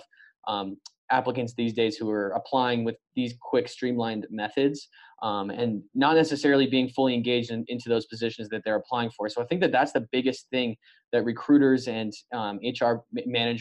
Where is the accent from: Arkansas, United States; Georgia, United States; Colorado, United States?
Colorado, United States; Growing up in Colorado my whole life, grew up actually going to CU games.